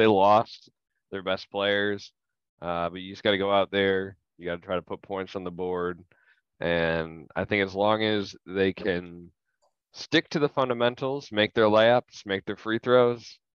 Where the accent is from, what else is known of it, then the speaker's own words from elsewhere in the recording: Phoenix, Arizona, United States; My dad is from Jersey, but I am from Phoenix.